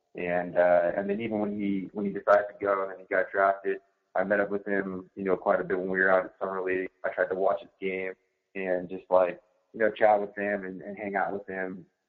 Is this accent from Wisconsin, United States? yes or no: no; Chelan, Washington, United States; my hometown um, where I grew up in North Central Washington, really small community, Lake Chelan